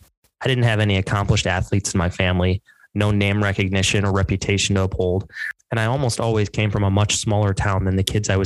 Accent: Iowa, United States; Growing up in Iowa before the internet existed, there weren't a lot of other options for things to do and pay attention to.

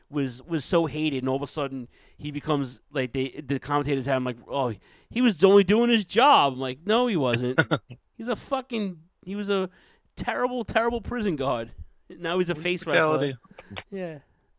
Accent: Ridgewood, United States; where I grew up in Ridgewood.

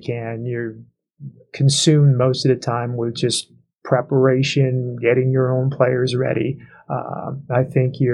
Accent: Schuylkill County, Pennsylvania, United States; moved away as an adult; I'm from Schuylkill County

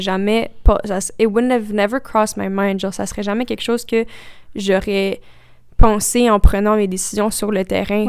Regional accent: Quebec, Canada; first language French; c'est notre langue maternelle aussi

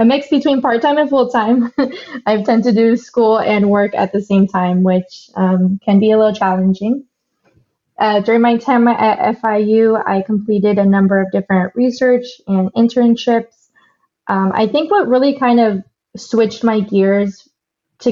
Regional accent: Miami, Florida, United States; I am born and raised in Miami, Florida

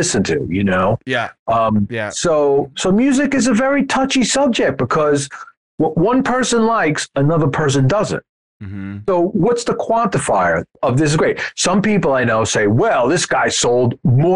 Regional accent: United States; being an American

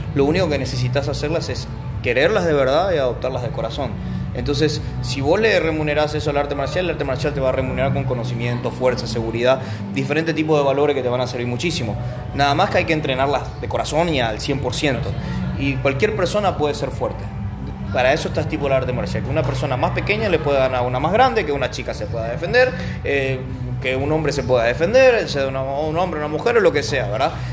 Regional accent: Argentina; moved away as an adult; now in Paraguay; soy argentino, nací ahí, estuve mucho tiempo y vine

